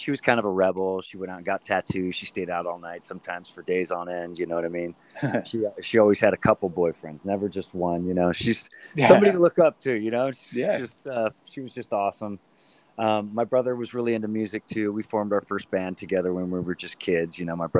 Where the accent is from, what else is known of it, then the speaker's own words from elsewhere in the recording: Saratoga, California, United States; also born or lived in Los Gatos, California; Northern California, my man. Right outside of Santa Cruz, a little town called Saratoga.